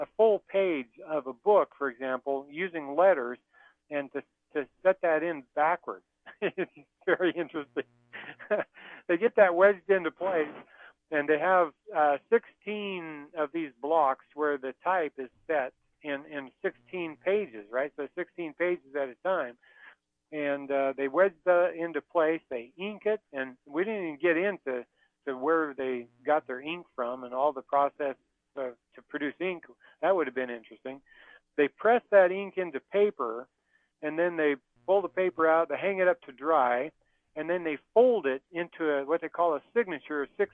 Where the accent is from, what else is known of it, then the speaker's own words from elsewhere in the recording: the West, United States; I grew up in the West where we depended on rain and irrigation canals and irrigation pipe